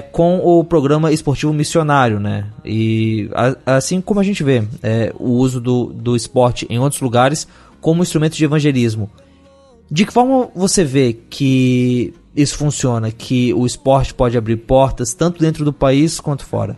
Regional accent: Brazil; nós somos brasileiros

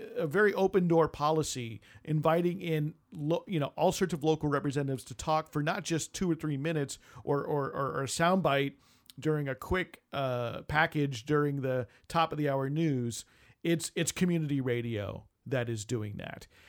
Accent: United States; born in the United States

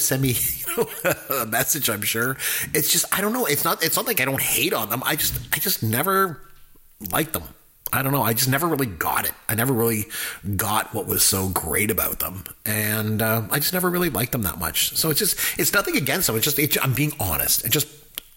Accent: Canada; I'm Canadian

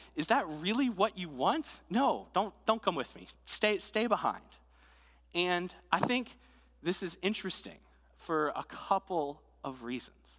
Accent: Delaware, United States; moved away; I, I'm from Delaware, so about nine hours north of here

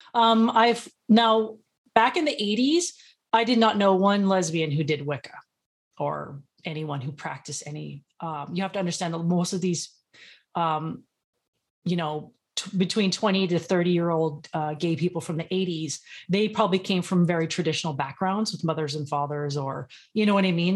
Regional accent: Los Angeles, California, United States; I'm from Los Angeles, so I've seen a lot of poverty and ghetto and all that kinda stuff.

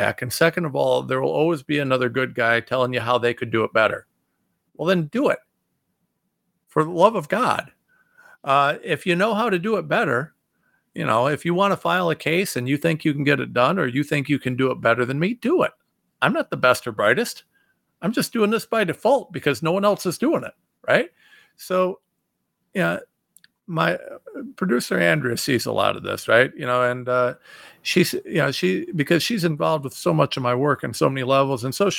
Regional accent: Ohio, United States; I'm some guy from Ohio

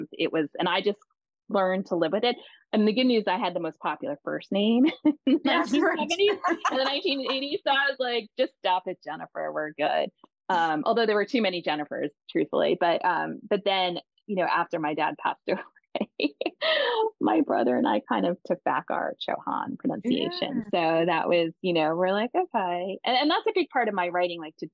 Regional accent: Long Island, New York, United States; I grew up biracial on Long Island in a, you know, Italian Irish community

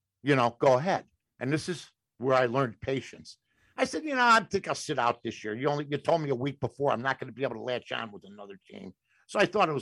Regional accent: Chicago, Illinois, United States; my neighborhood was over there on the north side

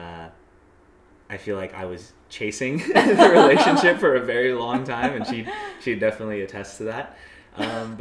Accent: San Diego, California, United States; also born or lived in Boston; I live in San Diego, where I was raised. I was born in Boston, but moved here when I was very, very young

